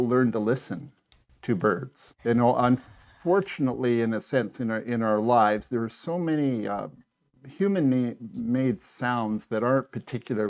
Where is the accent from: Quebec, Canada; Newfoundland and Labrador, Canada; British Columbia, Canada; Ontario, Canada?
Ontario, Canada; Toronto; moved away; I was brought up in Toronto